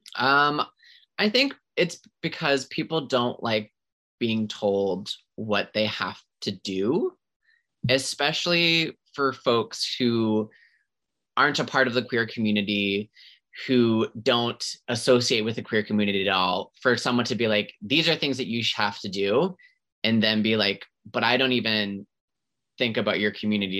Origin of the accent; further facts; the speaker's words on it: Centreville, New Brunswick, Canada; now in Halifax, Canada; I grew up in a small town New Brunswick